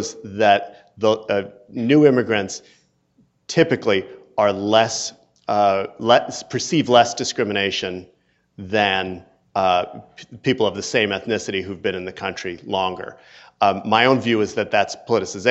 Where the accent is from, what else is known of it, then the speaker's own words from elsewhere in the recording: New Jersey, United States; I'm black and I'm also a man and I'm also from New Jersey